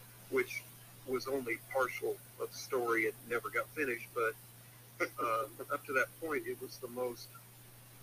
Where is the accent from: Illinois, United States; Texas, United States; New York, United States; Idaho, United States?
Texas, United States; I grew up in Texas, you know, back into the 60s. And I remember moving to Texas, to the Dallas-Fort Worth area in 1967